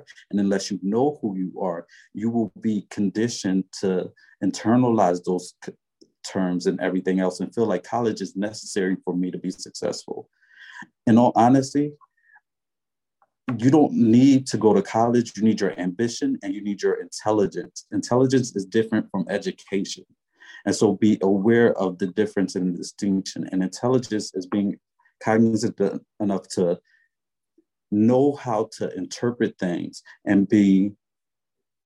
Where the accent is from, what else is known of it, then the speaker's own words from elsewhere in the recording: Philadelphia, Pennsylvania, United States; I'm straight up from North Philly, West Philly, the Bottoms, Badlands